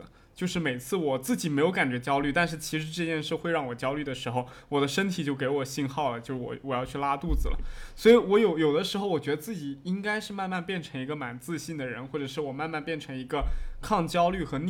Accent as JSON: {"language": "Chinese", "region": "Fujian", "country": "China", "said": "它就是讲当时我们就是我们福建这边人去偷渡去日本那边打工的那种经历。"}